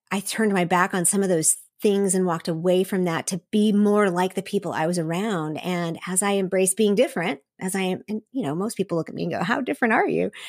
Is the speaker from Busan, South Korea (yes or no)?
no; Seoul, South Korea; But I was raised in Seoul, Korea. My parents went there as missionaries in 1974. And so I was raised in a missionary community with lots of expatriates from all over the world.